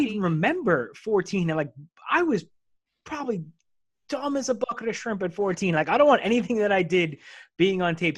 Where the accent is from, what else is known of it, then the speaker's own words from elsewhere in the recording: United States; being an American